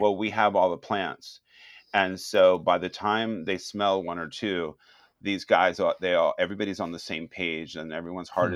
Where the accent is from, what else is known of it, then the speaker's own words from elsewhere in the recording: Miami, Florida, United States; moved away as an adult; also born or lived in Cuba / San Francisco; now in Winters, United States; originally I was born in Cuba, and then I grew up in Miami